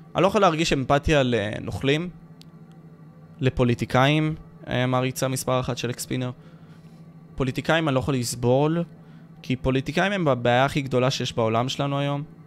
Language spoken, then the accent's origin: Hebrew; Ashkelon, Southern District, Israel; אני מאשקלון